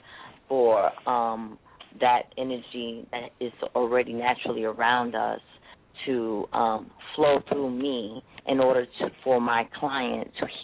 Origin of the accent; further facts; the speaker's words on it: New York City, New York, United States; also born or lived in Queens, New York; I'm a Bronx, South Bronx, New York native myself.